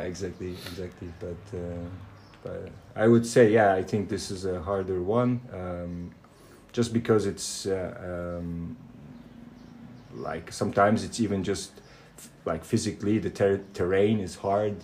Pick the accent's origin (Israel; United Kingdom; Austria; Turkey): Turkey; moved away; also born or lived in Germany; I live in Turkey as well. this is my home country. this is where my family is from